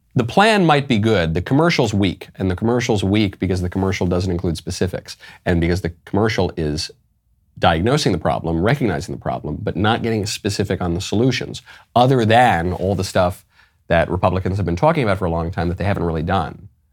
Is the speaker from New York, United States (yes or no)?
yes; New York City, New York, United States; as a New Yorker by birth